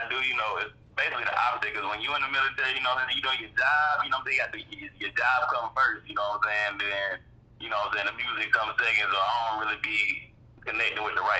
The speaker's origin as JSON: {"language": "English", "town": "Evansville", "region": "Indiana", "country": "United States", "also_born_or_lived": "Norfolk, Virginia / Atlanta, Georgia", "moved": "yes", "lives_now": "Rhode Island, United States", "said": "man. I'm from Evansville, Indiana, bro."}